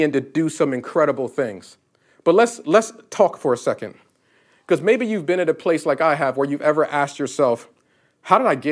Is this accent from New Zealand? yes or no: no; Northeast, United States; moved away as an adult; now in Florida, United States; I'm from the Northeast.